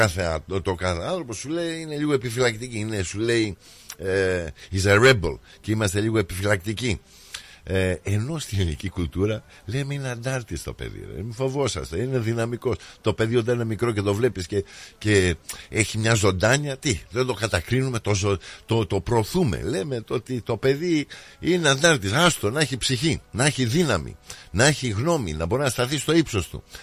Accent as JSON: {"language": "Greek", "country": "Greece", "said": "Γιατί είμαστε Έλληνες και απολαμβάνουμε."}